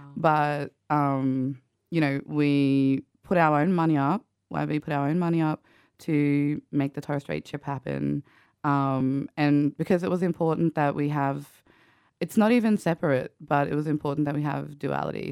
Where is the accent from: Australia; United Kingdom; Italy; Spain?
Australia; Central Queensland; I grew up in Kalkaki, Central Queensland